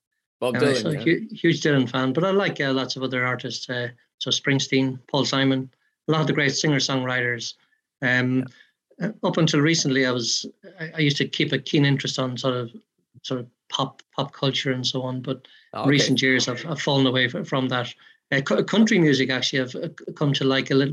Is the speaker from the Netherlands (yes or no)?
no; Ireland; now in United Kingdom; I'm from Ireland